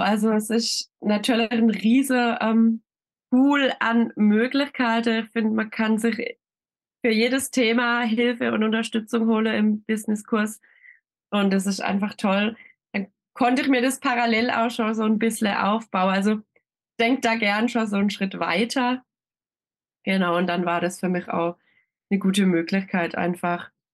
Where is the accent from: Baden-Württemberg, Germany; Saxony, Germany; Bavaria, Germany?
Baden-Württemberg, Germany; Schönau; Ich komme aus Schönau. Das ist ein kleines Örtchen im Schwarzwald.